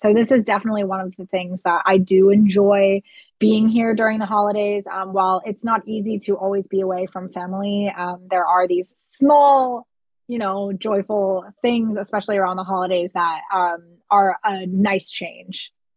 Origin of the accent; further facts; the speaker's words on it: Florida, United States; first language English; moved away as an adult; now in Germany; I grew up in Florida, which is a very hot climate